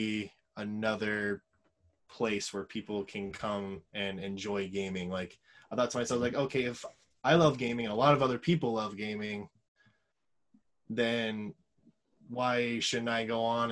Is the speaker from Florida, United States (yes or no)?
yes; Florida, United States; that's where I grew up. It's my hometown area code.